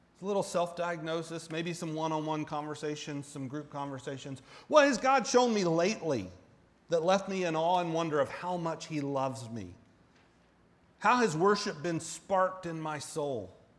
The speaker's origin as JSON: {"language": "English", "region": "Central Florida", "country": "United States", "tie": "born or raised there", "moved": "yes", "lives_now": "Kansas, United States", "said": "I grew up in Central Florida"}